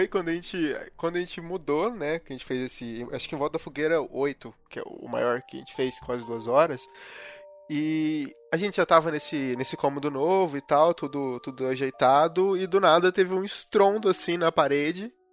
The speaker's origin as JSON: {"language": "Portuguese", "region": "interior of Minas Gerais", "country": "Brazil", "moved": "yes", "lives_now": "Curitiba, Brazil", "said": "eu moro em Curitiba hoje em dia, uhum. eu sou do interior de Minas."}